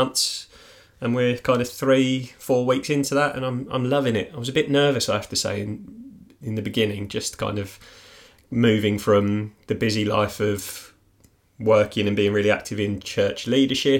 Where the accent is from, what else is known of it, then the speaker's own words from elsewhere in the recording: near Mitcham, London, United Kingdom; moved away; based in Mitcham, which is actually really close to my hometown as well.